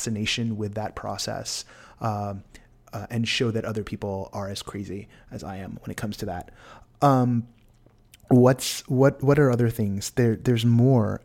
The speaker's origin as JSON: {"language": "English", "region": "California", "country": "United States", "said": "As a Californian"}